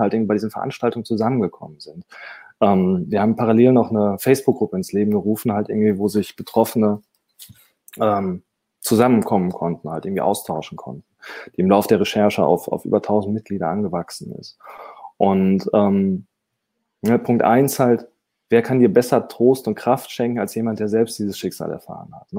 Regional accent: Dortmund, North Rhine-Westphalia, Germany; ich bin Dortmunder

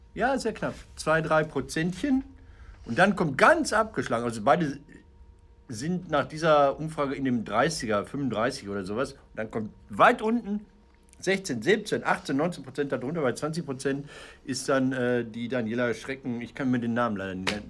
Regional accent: Ruhr area, North Rhine-Westphalia, Germany; also born or lived in Münster; ich komme aus dem Pott

